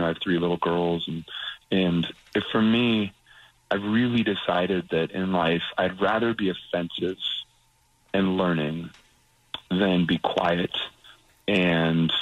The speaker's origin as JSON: {"language": "English", "town": "Las Vegas", "region": "Nevada", "country": "United States", "tie": "born or raised there", "also_born_or_lived": "Utah", "said": "And I was raised in Las Vegas. That's my hometown"}